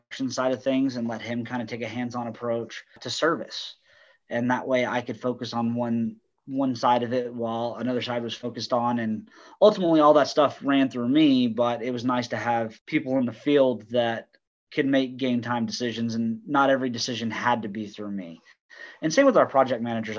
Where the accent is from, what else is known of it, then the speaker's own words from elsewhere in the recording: Colorado, United States; moved away as an adult; also born or lived in Texas; now in Dallas-Fort Worth, United States; I'm from Texas originally, but grew up in Colorado.